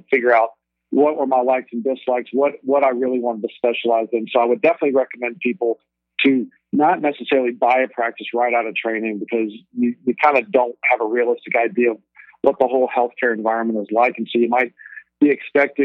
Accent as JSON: {"language": "English", "town": "Alexandria", "region": "Louisiana", "country": "United States", "also_born_or_lived": "Baton Rouge, Louisiana / Cleveland", "moved": "as an adult", "lives_now": "San Francisco, United States", "said": "I'm originally from Alexandria, Louisiana"}